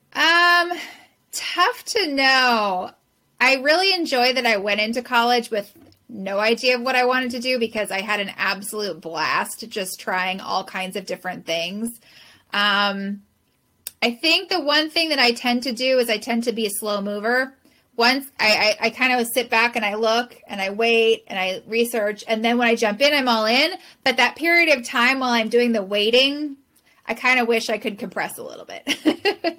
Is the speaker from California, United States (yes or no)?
yes; Southern California, United States; born or raised there; now in San Francisco, United States